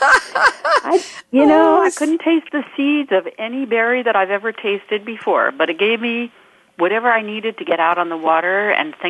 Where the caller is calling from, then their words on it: Palo Alto, California, United States; I am calling from Palo Alto, California